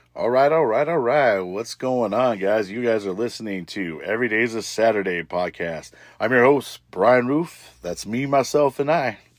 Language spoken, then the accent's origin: English; Little Rock, Arkansas, United States; when I grew up there in Little Rock